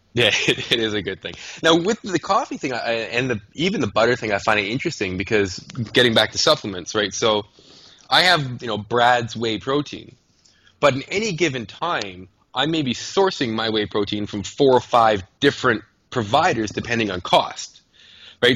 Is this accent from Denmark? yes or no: no; Canada; I'm a Canadian